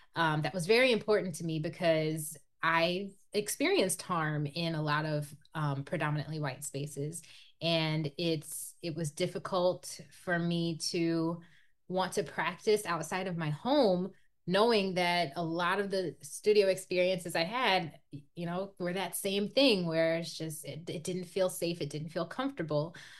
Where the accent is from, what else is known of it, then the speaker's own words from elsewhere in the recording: Iowa, United States; growing up in Iowa, it's it's predominantly white